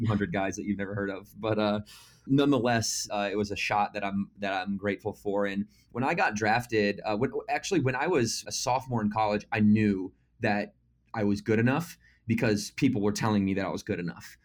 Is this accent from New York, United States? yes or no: no; Battle Creek, Michigan, United States; moved away as an adult; also born or lived in Naples, Florida; Originally, I'm from Battle Creek, Michigan